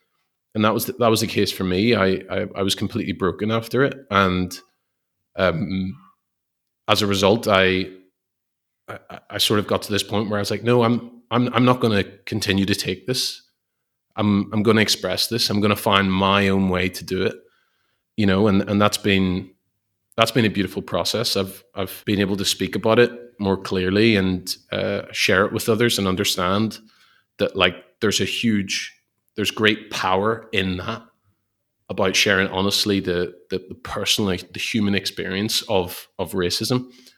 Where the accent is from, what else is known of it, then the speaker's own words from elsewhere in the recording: Belfast, Northern Ireland, United Kingdom; moved away; so many people here who have totally different life experiences than what I would have had maybe where I grew up in Belfast.